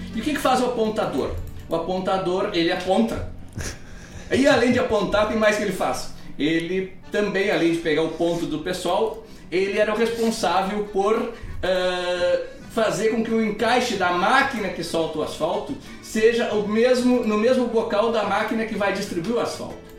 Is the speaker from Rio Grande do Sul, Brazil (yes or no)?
yes; Itaqui, Rio Grande do Sul, Brazil; moved away; Mas eu nasci em Itaqui, é uma cidade, a cidade mais longe de Porto Alegre